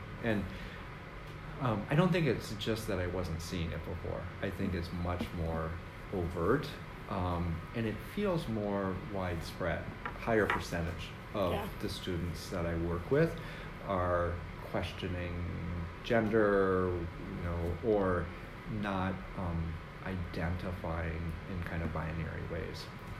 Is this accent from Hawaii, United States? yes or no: no; Athens, Ohio, United States; born there; I was born in Athens. I think I told you that, didn't I? Mm-hmm. Yeah. So I was born there, but I really, you know, I was like two when we moved